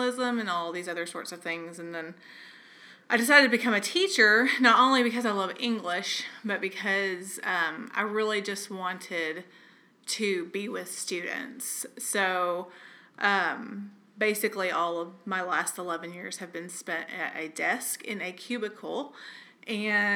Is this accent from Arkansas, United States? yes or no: yes; Camden, Arkansas, United States; moved away as an adult; also born or lived in New York; I grew up in Camden, Arkansas, population 15,000.